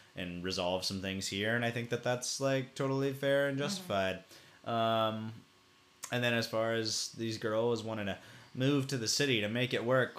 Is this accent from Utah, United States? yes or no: no; Farragut, Tennessee, United States; growing up in Farragut mm, suburb of Knoxville, yep. Tennessee